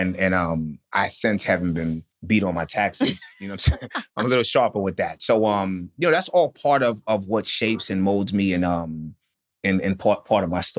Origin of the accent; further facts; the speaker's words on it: New Orleans, Louisiana, United States; born there; Like I said, I was born in New Orleans, and my father, who's their grandfather, died in Katrina